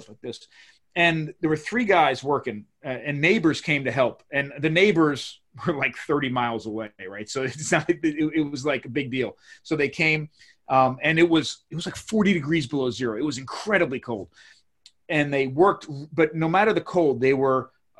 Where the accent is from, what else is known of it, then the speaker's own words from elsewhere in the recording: Maryland, United States; I come from Maryland